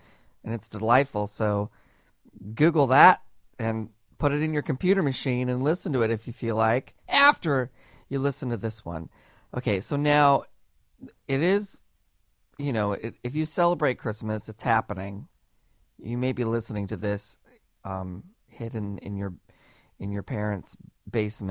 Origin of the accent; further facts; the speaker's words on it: Camarillo, California, United States; the town where I grew up in Camarillo